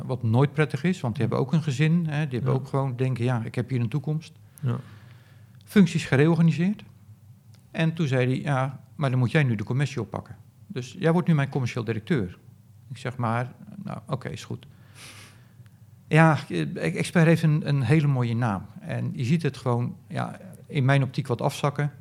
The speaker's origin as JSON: {"language": "Dutch", "country": "Netherlands", "said": "ik zat er dus als Nederlander"}